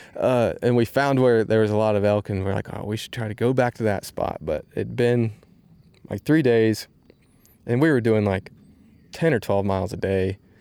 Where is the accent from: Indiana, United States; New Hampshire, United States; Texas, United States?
Indiana, United States; we're from Indiana